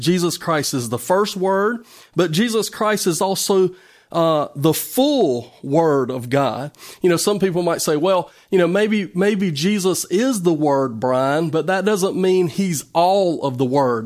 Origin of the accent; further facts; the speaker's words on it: United States; as an American citizen